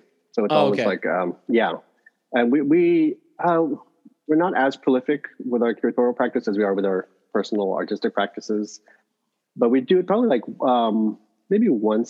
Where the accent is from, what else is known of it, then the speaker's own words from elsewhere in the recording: El Paso, Texas, United States; also born or lived in Sherman, Texas; Yeah, so I was born and raised in El Paso, and that's where my parents met and lived most of their lives.